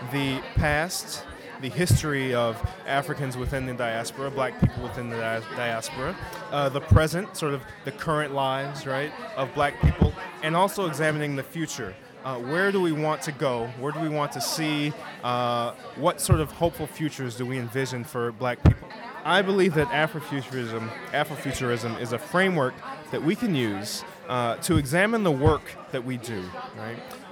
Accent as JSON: {"language": "English", "town": "Chicago", "region": "Illinois", "country": "United States", "said": "I'm from Chicago"}